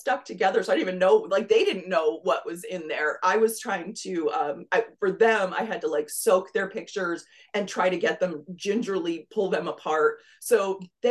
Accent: Pennsylvania, United States; moved away as an adult; also born or lived in Rochester, New York; now in Southwest Florida, United States; I grew up in Pennsylvania, so that's where I'm originally from

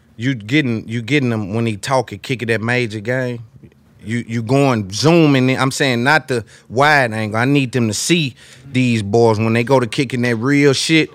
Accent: Nashville, Tennessee, United States; I'm from Nashville

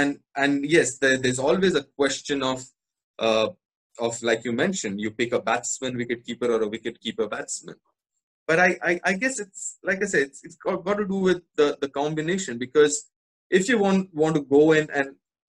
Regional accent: Kolkata, West Bengal, India; born there; because I was born here in Calcutta, so I qualify to play for Bengal

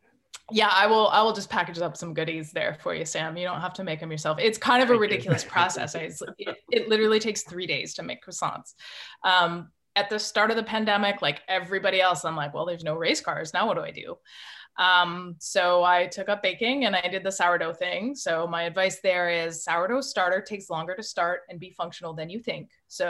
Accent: Canada; accent: Canadian; But my Canadian accent is, it comes back if I've had a couple drinks, if I'm with Canadians

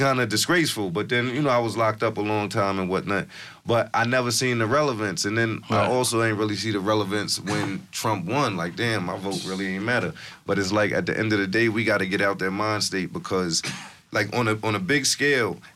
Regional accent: New York City, New York, United States; growing up in Co-op City

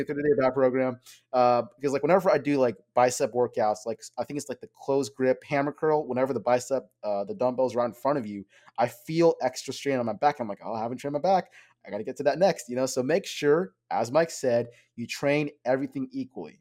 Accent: Bangladesh; from my background, I'm from Bangladesh.

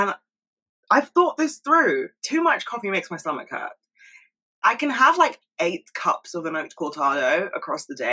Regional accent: United Kingdom; as a Brit

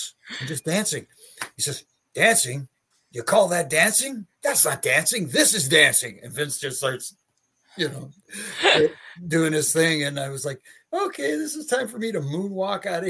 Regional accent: Canada; I'm from Canada

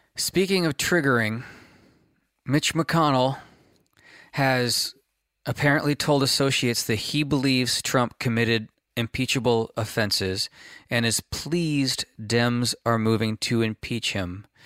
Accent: California, United States; being a Californian, uh, and a, a California-based activist

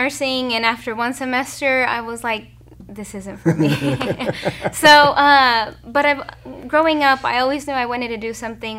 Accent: Kingfisher, Oklahoma, United States; growing up in Kingfisher

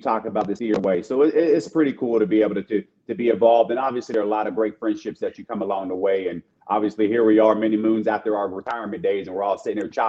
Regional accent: Pittsburgh, Pennsylvania, United States; born and raised in Pittsburgh

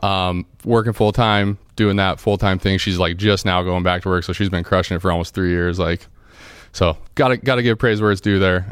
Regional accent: Denver, Colorado, United States; We're from Denver

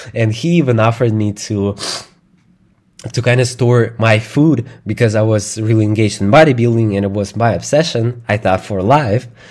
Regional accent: Moscow, Russia; English is a second language; I grew up in, uh, Russia. In Moscow, it's the capital of Russia

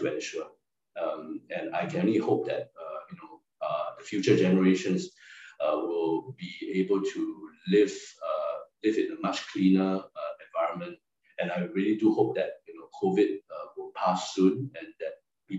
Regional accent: Singapore; moved away as an adult; also born or lived in Chongqing, China; I'm a Singaporean Chinese and I spoke Mandarin

